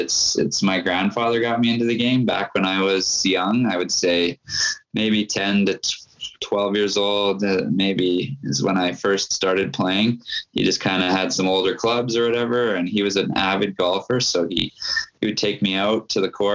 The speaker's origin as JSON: {"language": "English", "town": "Winnipeg", "region": "Manitoba", "country": "Canada", "tie": "born or raised there", "said": "I grew up in Charleswood, so I could ride my bike over there in about 10 minutes"}